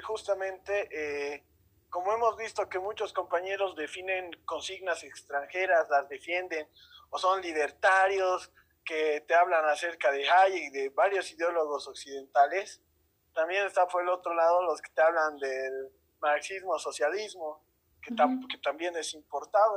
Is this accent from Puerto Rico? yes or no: no; Bolivia; como sociedad boliviana